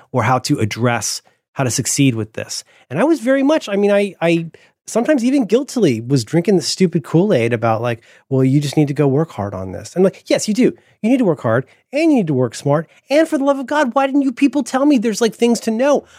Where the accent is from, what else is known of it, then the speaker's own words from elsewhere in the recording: Central Florida, United States; I grew up in Central Florida